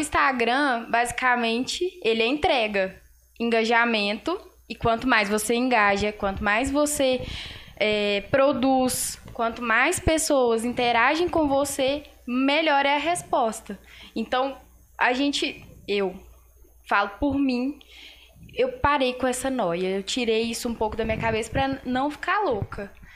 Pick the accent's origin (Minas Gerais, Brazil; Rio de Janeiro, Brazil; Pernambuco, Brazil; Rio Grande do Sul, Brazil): Minas Gerais, Brazil; Passa Tempo; sou daqui de Passatempo